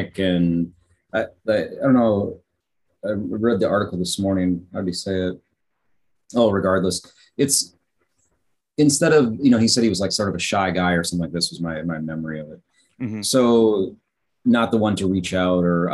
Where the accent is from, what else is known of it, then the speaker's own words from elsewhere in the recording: United States; moved away as an adult; also born or lived in Chicago; now in South Korea; for me being American coming from the outside